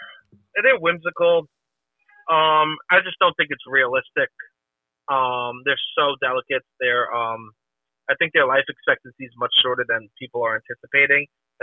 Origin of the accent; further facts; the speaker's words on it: New York City, New York, United States; I'm from Staten Island, where the gym is a cultural phenomenon.